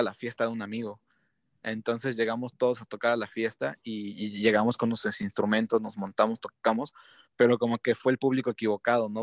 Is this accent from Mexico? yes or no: yes; Mexico; los mexicanos